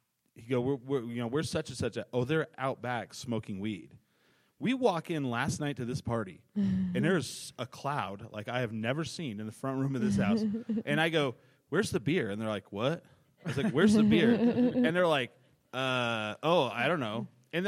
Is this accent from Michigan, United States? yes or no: no; Albuquerque, New Mexico, United States; I'm from Albuquerque